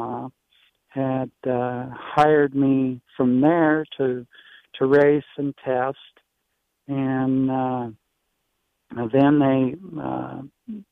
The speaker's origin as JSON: {"language": "English", "town": "Los Angeles", "region": "California", "country": "United States", "tie": "born or raised there", "said": "I grew up in the L.A. area"}